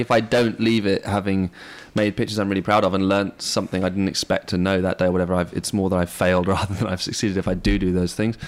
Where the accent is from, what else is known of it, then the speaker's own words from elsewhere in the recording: England, United Kingdom; moved away; I grew up in England